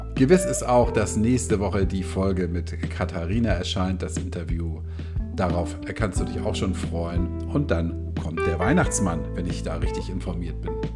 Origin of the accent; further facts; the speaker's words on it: Hamburg, Germany; accent: leichter Hamburger Einschlag (light Hamburg accent); als Hamburger